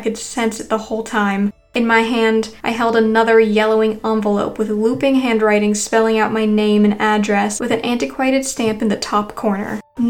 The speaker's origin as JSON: {"language": "English", "town": "Boston", "region": "Massachusetts", "country": "United States", "said": "I'm from Boston, so I wouldn't have a New York area code, I explained to him."}